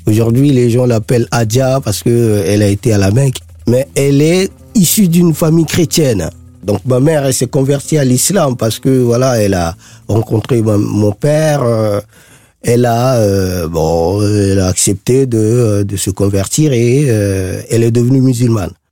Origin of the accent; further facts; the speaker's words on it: Bangui, Central African Republic; PK5, c'est mon quartier, c'est, on va dire, c'est, mon fief, c'est là où j'ai grandi, euh, c'est là où j'ai euh, toute mon histoire.